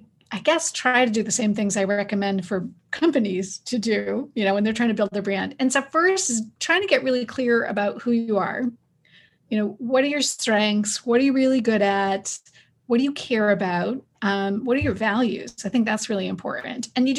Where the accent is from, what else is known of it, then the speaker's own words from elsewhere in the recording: Northeast, United States; So I grew up in the Northeast of the US, and my family moved around a lot